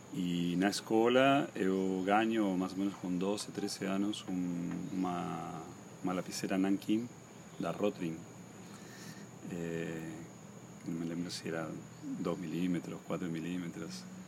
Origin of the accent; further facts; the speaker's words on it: Posadas, Misiones, Argentina; also born or lived in Buenos Aires; now in Balneário Camboriú, Brazil; Yo me crié en Posadas, en la ciudad de Posadas, que es la capital del estado de Misiones